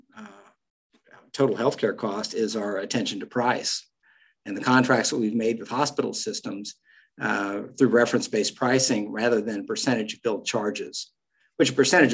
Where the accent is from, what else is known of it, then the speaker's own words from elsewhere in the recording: Western Oklahoma, United States; moved away; the people I grew up around in Western Oklahoma